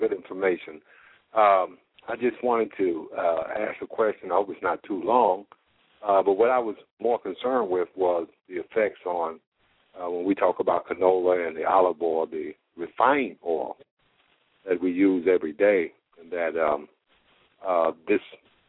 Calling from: Indianapolis, Indiana, United States; I'm calling from Indianapolis, Indiana.

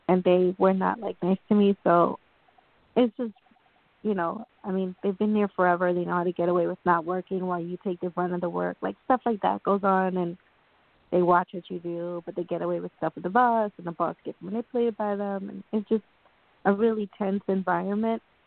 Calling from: New York, United States; I'm calling from New York

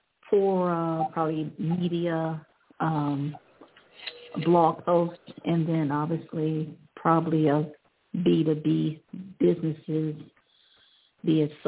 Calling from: Ohio, United States; I'm calling from Ohio.

